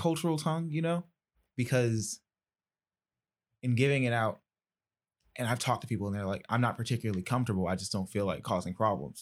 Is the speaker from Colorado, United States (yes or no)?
no; Decatur, Georgia, United States; I'm from Decatur